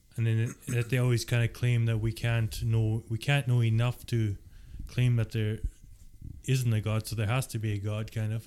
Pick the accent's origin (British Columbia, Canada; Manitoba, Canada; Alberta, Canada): Manitoba, Canada; Gilbert Plains; also born or lived in Latimer/Greenland area, Manitoba / Kleefeld, Manitoba; That was about four, and then we moved to Gilbert Plains, and I grew up there